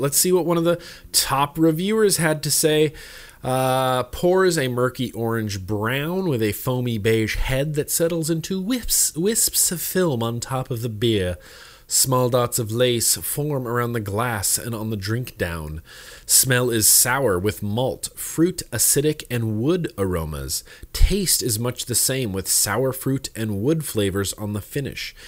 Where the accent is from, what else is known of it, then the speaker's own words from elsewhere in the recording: United States; I grew up in Lake Tahoe